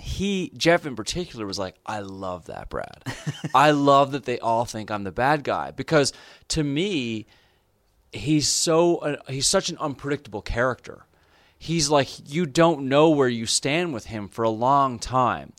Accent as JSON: {"language": "English", "country": "Canada", "said": "as a Canadian"}